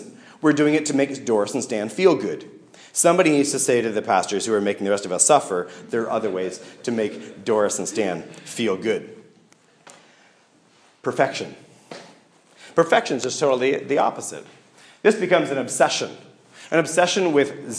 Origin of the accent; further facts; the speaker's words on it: Canada; I'm Canadian